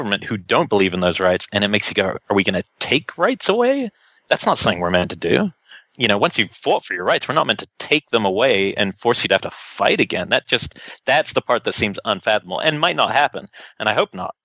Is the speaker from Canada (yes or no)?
no; New Zealand; now in United States; I come from New Zealand. It's a very small country